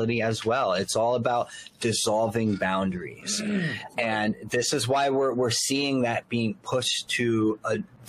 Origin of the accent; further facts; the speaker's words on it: Elizabeth, New Jersey, United States; moved away; From my hometown, by the way, from Elizabeth, New Jersey